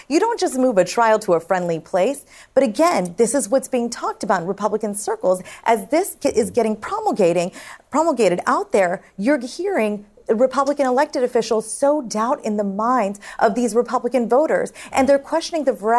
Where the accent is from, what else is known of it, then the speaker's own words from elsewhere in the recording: West Virginia, United States; West Virginia, my home state